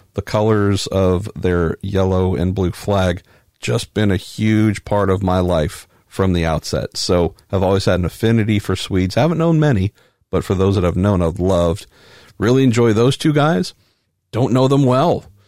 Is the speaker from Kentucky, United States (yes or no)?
no; Northern California, United States; growing up in Northern California